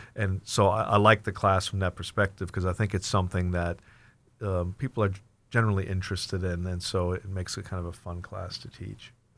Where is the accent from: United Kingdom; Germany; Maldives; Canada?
Germany; moved away; also born or lived in Plano, Texas, United States / Washington, United States; I was born and raised in Germany, but then was transplanted, uh, transplanted to Texas, so I kinda consider myself a Texan by, by default.